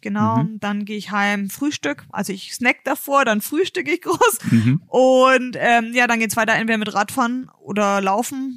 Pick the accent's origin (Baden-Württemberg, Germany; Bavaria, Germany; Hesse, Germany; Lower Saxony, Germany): Bavaria, Germany; Bayreuth; Ich komme ja aus Bayreuth